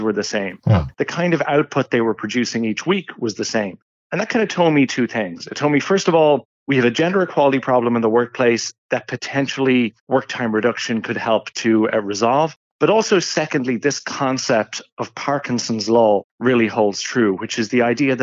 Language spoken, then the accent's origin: English; Ireland; accent: Irish; moved away as an adult; As listeners might be able to tell from my accents, I'm originally from Ireland.